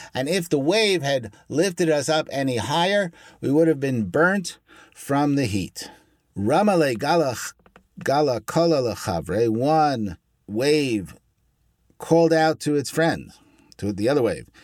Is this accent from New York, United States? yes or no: yes; Brooklyn, New York, United States; I'm from Brooklyn.